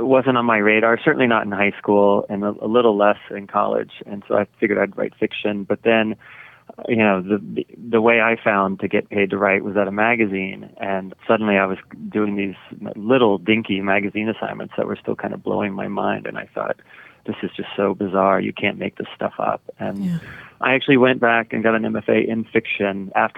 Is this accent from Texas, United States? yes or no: yes; Dallas, Texas, United States; I grew up in Texas, Dallas